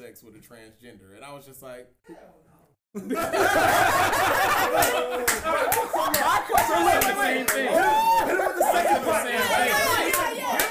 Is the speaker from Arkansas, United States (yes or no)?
no; Atlanta, Georgia, United States; I'm from Atlanta